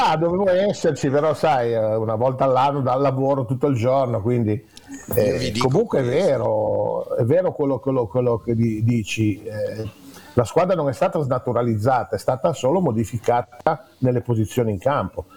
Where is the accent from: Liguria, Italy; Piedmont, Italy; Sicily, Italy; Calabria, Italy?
Liguria, Italy; Genoa; moved away; da genovese